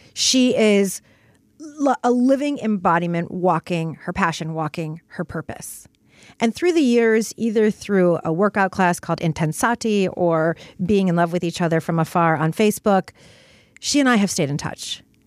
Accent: Detroit, Michigan, United States; moved away; also born or lived in New York City; I grew up in Detroit

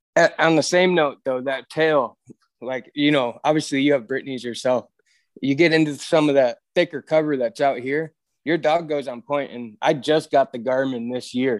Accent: Michigan, United States; moved away as an adult; now in Williston, North Dakota, United States; I moved out of Michigan when I was about twenty-two, twenty-three

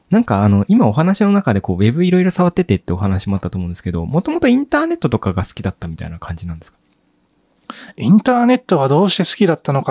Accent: Sapporo, Hokkaido, Japan; moved away as an adult; now in Tokyo, Japan; はい、実は札幌出身なんです。

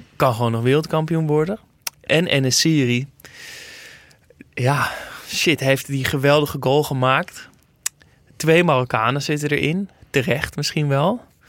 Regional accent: Netherlands; als Nederlander

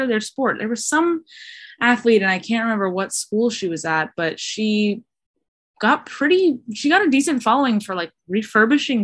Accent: Arkansas, United States; also born or lived in Missouri; now in Minneapolis, United States; I am originally from Arkansas

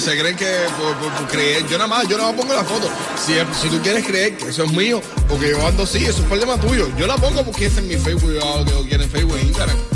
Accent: Cuba; now in Miami, United States; los cubanos

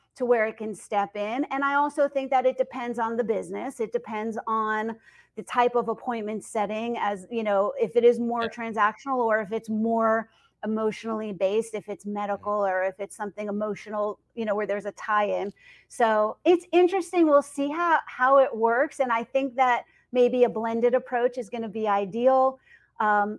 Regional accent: Northeast, United States; I'm from the Northeast

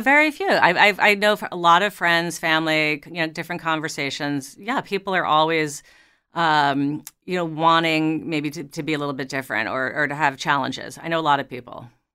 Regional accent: New York, United States; I grew up in New York

